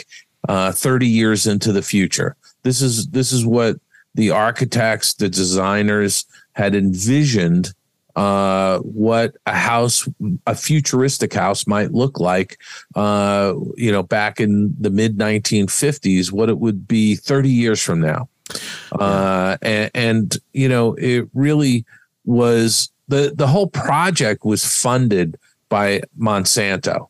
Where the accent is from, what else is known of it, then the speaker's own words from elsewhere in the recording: East Coast, United States; I grew up on the East Coast